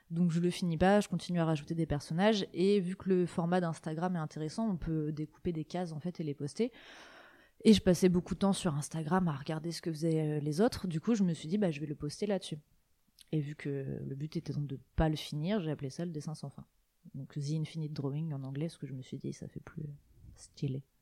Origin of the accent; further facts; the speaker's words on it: Côtes-d'Armor, Brittany, France; also born or lived in Rennes; je suis née en Bretagne, euh, dans les Côtes d'Armor, et j'ai vécu toute ma vie en Bretagne qui est un endroit que j'aime beaucoup et que je n'ai pas l'intention de, quitter.